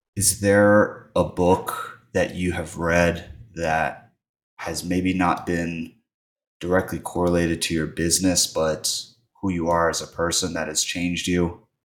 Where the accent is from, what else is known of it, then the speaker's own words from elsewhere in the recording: Virginia, United States; I'm from Virginia